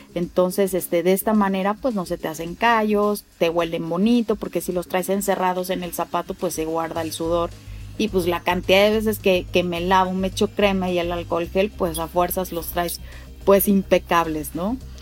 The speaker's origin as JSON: {"language": "Spanish", "region": "Mexico City", "country": "Mexico", "tie": "born or raised there", "said": "yo nací en la Ciudad de México"}